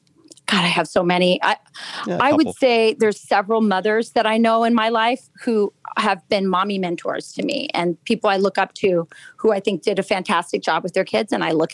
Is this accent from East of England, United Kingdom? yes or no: yes; Lakenheath, East of England, United Kingdom; born there; I was born in Laken Heath, England. I'm an Air Force brat.